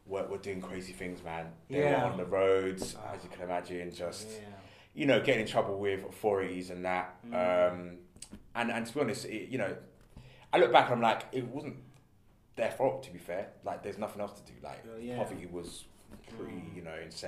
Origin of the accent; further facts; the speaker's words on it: London, United Kingdom; also born or lived in Streatham Hill; I was born in London, South London. get me. From the ends. From the ends, cuz. So I was brought up in Brixton